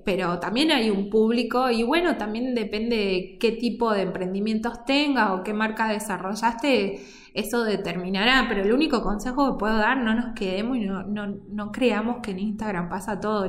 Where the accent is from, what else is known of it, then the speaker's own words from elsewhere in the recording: Córdoba, Argentina; now in Salta, Argentina; yo soy cordobesa, vivo en Salta de del 2006, pero yo digo cordobesa de nacimiento, pero salteña